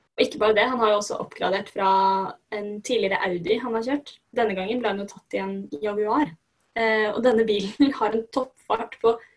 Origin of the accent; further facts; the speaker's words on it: Norway; Vi som nordmenn